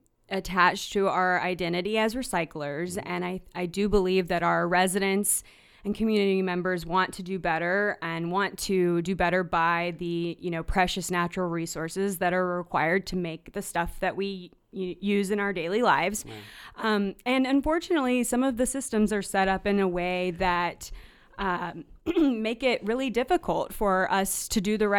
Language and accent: English; North Carolina, United States; So I grew up in North Carolina on the East Coast